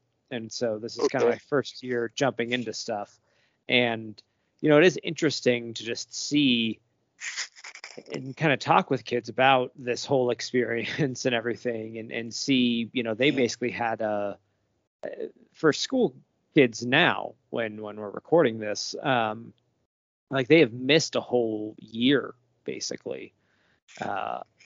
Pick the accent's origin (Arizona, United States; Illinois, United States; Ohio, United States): Arizona, United States; also born or lived in Virginia; now in Colorado, United States; I'm from Arizona originally